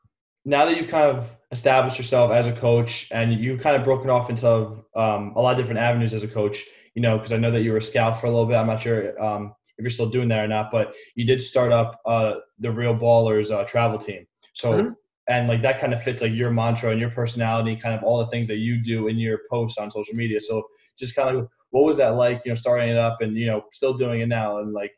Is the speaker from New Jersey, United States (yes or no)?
yes; New Jersey, United States; New Jersey.